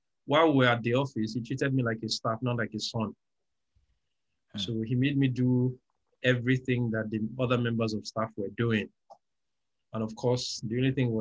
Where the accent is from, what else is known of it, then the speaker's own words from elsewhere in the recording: Nigeria; also born or lived in Lagos; I'm a Nigerian. I live in Lagos.